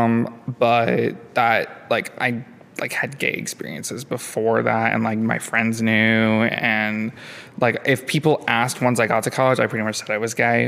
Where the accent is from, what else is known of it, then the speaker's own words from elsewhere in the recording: Oostburg, Wisconsin, United States; moved away as an adult; also born or lived in Madison, Wisconsin; now in Chicago, United States; I'm from Wisconsin. I grew up in the Sheboygan area, a little town called Oostburg